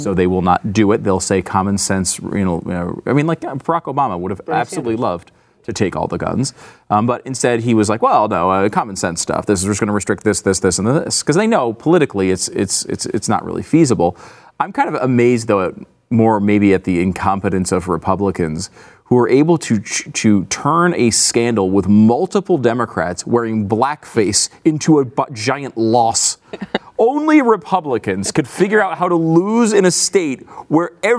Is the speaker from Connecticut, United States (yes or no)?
yes; Connecticut, United States; I grew up in Connecticut